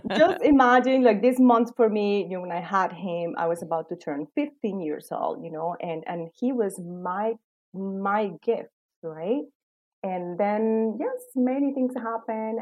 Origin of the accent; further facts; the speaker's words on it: Cali, Valle del Cauca, Colombia; moved away as an adult; now in United States; I grew up in Colombia. Um, I was living there in Cali also same time. I moved to the US in 2005